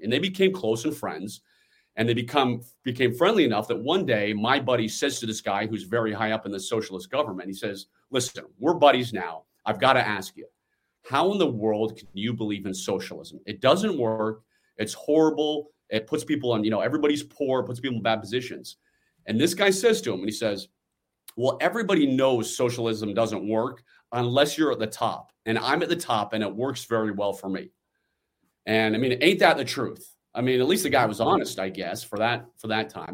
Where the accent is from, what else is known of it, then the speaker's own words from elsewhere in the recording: Washington, District of Columbia, United States; I'm born and raised in the Washington, D C area